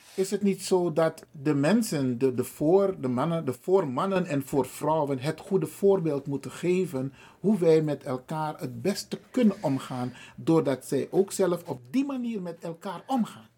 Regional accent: Suriname; now in Netherlands; de Surinaamse samenleving

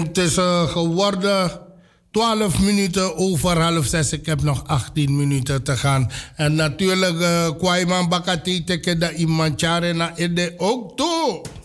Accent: Amsterdam, North Holland, Netherlands; Want ik ben ook van de K-buurt

